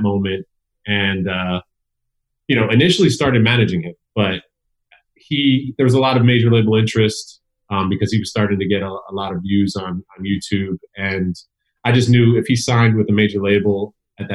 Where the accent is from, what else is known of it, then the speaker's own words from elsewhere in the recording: Elizabeth, New Jersey, United States; I was surrounded by hip hop where I grew up. I come from Elizabeth, New Jersey